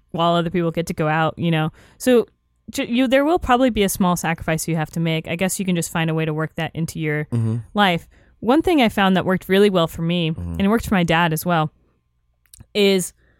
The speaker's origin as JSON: {"language": "English", "region": "Florida", "country": "United States", "moved": "yes", "lives_now": "Los Angeles, United States", "said": "I'm from Florida."}